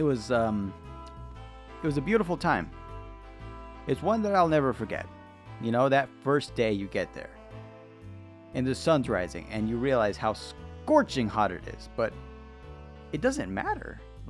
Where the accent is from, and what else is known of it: United States